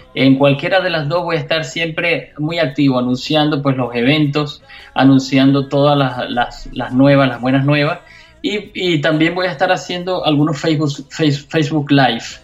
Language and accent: Spanish; Venezuela; now in Miami, United States; mi país, en Venezuela